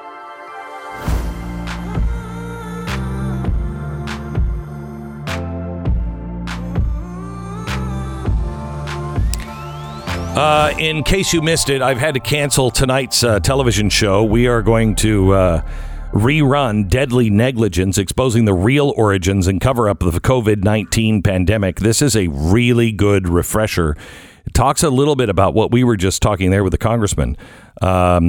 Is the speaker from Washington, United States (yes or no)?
yes; Seattle, Washington, United States; I grew up in Seattle